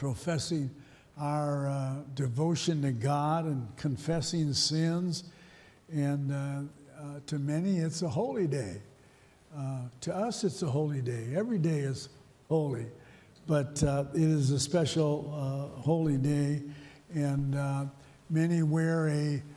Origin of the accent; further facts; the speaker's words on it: St. Paul, Minnesota, United States; I was raised in St. Paul